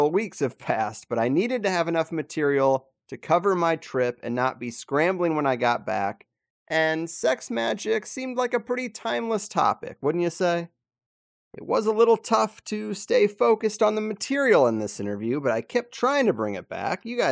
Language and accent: English; Missouri, United States; I grew up in Missouri